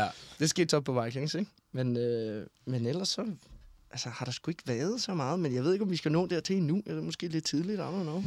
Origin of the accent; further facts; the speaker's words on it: Denmark; moved away as an adult; also born or lived in Copenhagen; hvor jeg kommer fra, så skal man, så skal man jo starte tilbage i Skelskør i Vestjylland